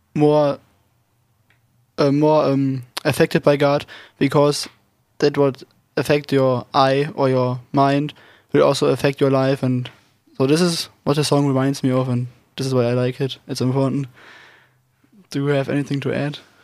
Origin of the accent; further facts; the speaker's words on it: Germany; English is a second language; moved away; I'm 19 years old, and I'm also from Germany